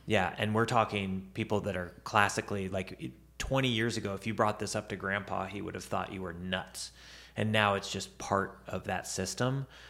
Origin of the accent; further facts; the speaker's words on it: Tarkio, Missouri, United States; I was in Tarkio